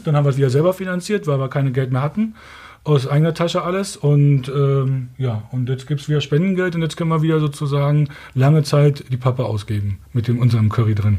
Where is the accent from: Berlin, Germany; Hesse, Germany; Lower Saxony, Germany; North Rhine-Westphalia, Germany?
Berlin, Germany; Wir kommen hier aus Ostberlin da hinten. Meine Eltern sind da groß geworden